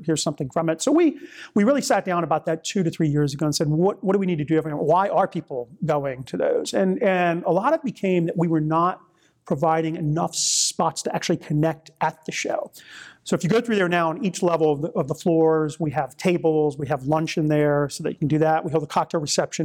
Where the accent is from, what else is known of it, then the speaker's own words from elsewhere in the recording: New Orleans, Louisiana, United States; moved away; I'm originally from New Orleans